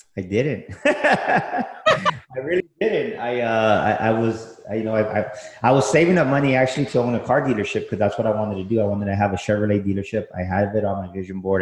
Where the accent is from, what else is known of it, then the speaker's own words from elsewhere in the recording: San Antonio, Texas, United States; I grew up here, born and raised in San Antonio